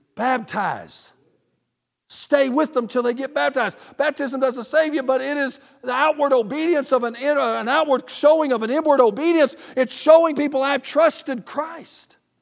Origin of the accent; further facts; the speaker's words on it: the South, Southern United States, United States; I'm a Southerner